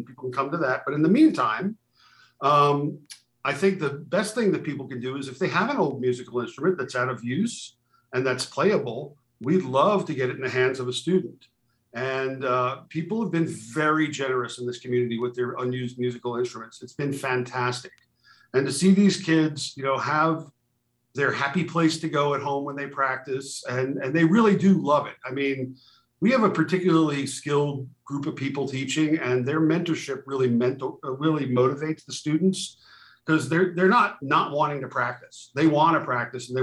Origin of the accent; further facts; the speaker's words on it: New York, United States; now in Utah, United States; I grew up in New York in the public schools.